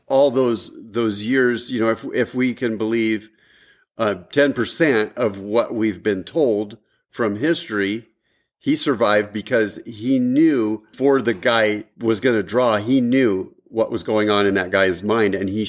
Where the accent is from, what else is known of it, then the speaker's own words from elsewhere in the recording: Washington, United States; I grew up in Washington